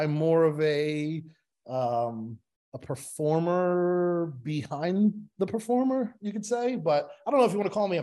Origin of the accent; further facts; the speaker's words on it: Levittown, United States; now in Florida, United States; I grew up in Levittown